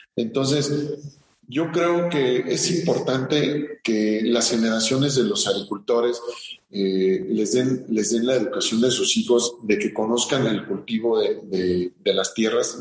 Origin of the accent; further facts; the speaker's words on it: Morelia, Michoacán, Mexico; also born or lived in Cuernavaca, Morelos; nosotros fuimos a vivir a Morelia toda mi vida, eh, kinder, primaria, secundaria, eh, preparatoria, toda mi vida he en Morelia